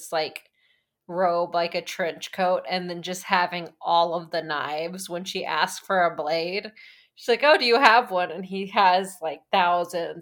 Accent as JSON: {"language": "English", "region": "Midwest", "country": "United States", "said": "we're from the Midwest"}